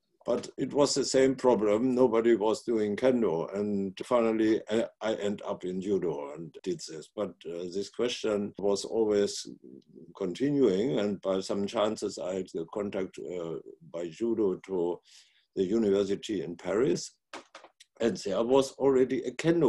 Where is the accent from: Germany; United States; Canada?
Germany; Northern Germany; also born or lived in Italy / Hamburg; I was born in Italy during the last day of the war. And then my mother went with me to a little city in North Germany. There I grew up, and when I was 17, I changed to the city of Hamburg